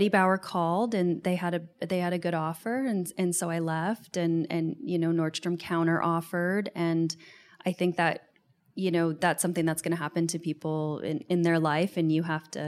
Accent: Seattle, Washington, United States; moved away as an adult; also born or lived in New York City; I'm from Seattle originally.

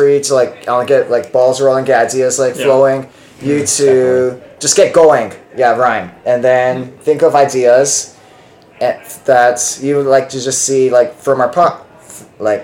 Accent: Hawaii, United States; now in Seattle, United States; I'm from Hawaii

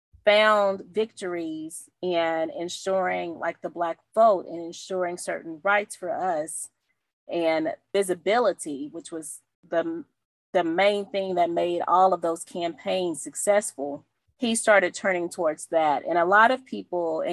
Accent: the South, United States; we're from the South

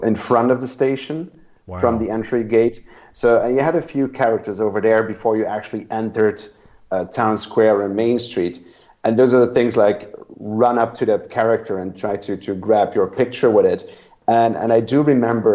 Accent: Belgium; I'm from Belgium

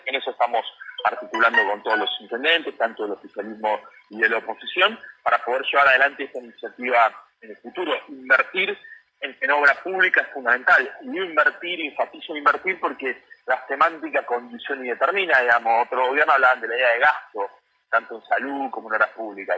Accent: Lomas de Zamora, Buenos Aires Province, Argentina; soy de Conurbano y en particular de Loma de Zamora

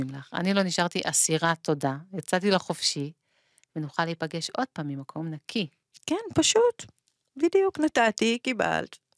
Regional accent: Israel; כך לפחות בקיבוץ שלי

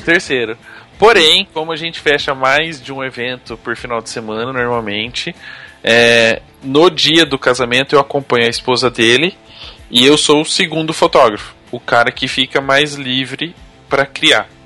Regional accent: Campinas, São Paulo, Brazil; Eu sou de Campinas, pertinho, 50 minutos estou lá

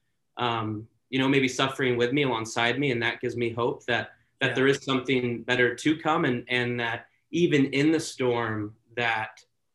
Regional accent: Santa Clarita, California, United States; moved away as an adult; also born or lived in Oregon; born and raised in Southern California in Santa Clarita

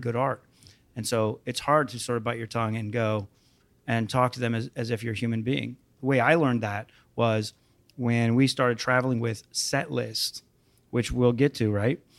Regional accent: Phoenix, Arizona, United States; moved away as an adult; now in Los Angeles, United States; I grew up in Phoenix

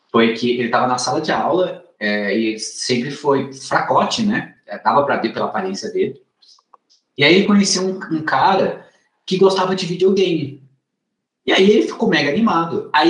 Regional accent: Northeast Region, Brazil; eu sou, eu sou nordestino.

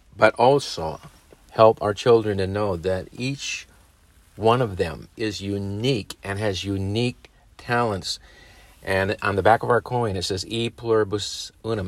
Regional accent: United States; as American parents

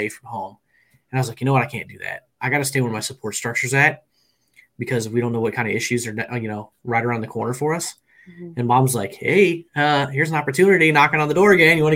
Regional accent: Peoria, Illinois, United States; Central Illinois, around the Peoria, Illinois area

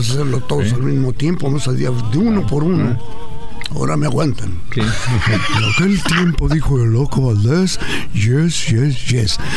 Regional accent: Ciudad Juárez, Chihuahua, Mexico; born or raised there

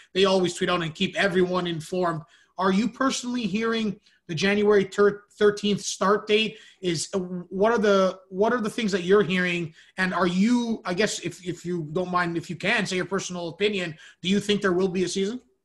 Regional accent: Canada; I'm Canadian

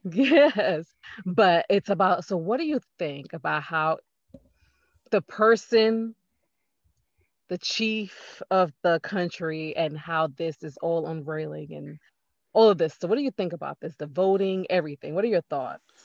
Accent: New York, United States; I'm from New York

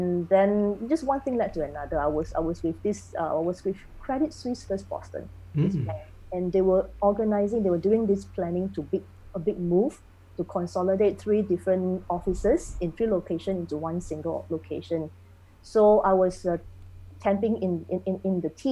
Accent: Singapore; also born or lived in Germany; I'm a second generation Singaporean, born and bred, grew up here.

